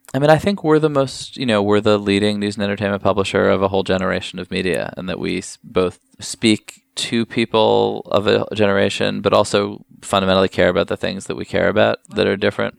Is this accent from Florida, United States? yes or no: no; New York, United States; I grew up here in New York